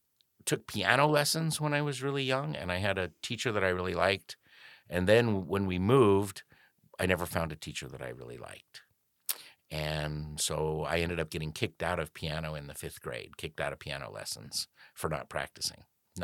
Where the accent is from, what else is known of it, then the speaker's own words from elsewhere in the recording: Montana, United States; Well, I grew up in Montana.